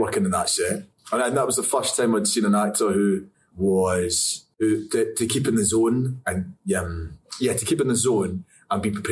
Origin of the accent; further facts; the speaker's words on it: Scotland, United Kingdom; I'm Scottish